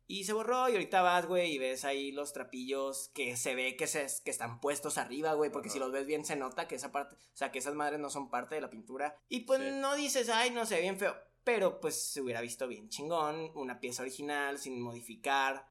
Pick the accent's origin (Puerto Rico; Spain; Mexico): Mexico; A mí como mexicano